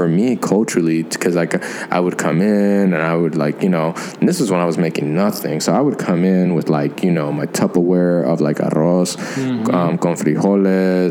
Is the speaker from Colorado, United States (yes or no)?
no; Georgia, United States; also born or lived in Los Angeles; I grew up in Georgia